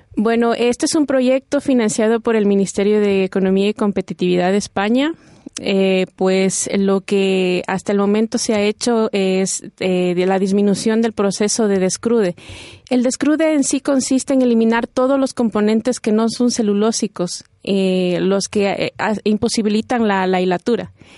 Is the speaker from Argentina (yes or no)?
no; Ecuador; moved away as an adult; now in Spain; Yo vengo de Ecuador y todos mis estudios me los han financiado con la Secretaría de Investigación de, Ecuador